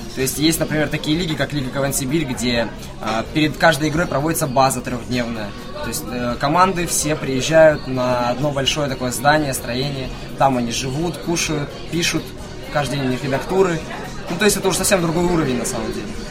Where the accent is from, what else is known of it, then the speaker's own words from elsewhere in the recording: Pavlodar, Pavlodar Region, Kazakhstan; now in Novosibirsk, Russia; Я сам вообще из Казахстана